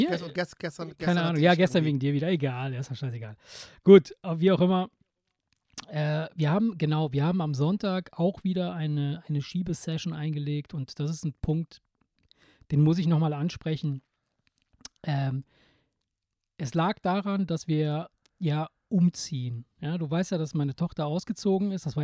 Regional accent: Italy; moved away; bei uns in Italien, ich, ich erinnere mich als Kind

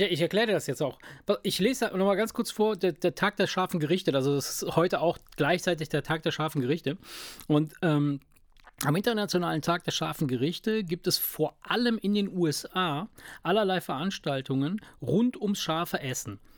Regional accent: Italy; moved away; in Italien, wo ich herkomme

